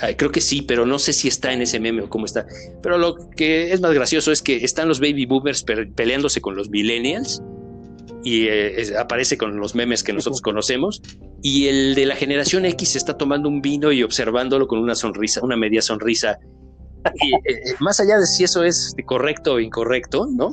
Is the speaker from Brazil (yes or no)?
no; Mexico; como mexicanos